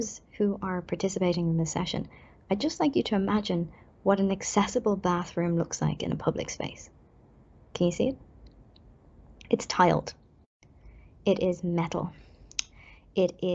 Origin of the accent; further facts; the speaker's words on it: Ireland; as an Irish person